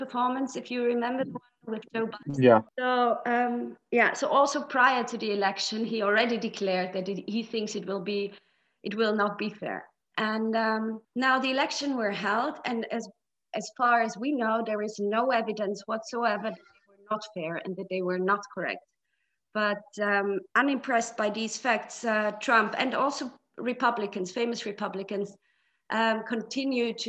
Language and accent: English; Austria; I'm from Austria.